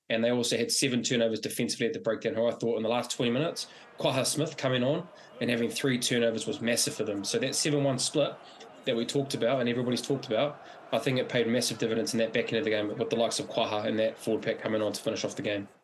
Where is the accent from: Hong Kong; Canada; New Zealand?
New Zealand; as a Kiwi